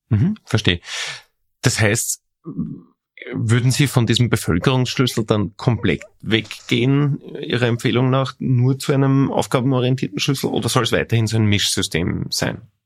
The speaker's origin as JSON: {"language": "German", "region": "Lower Austria", "country": "Austria", "said": "bei uns in Niederösterreich"}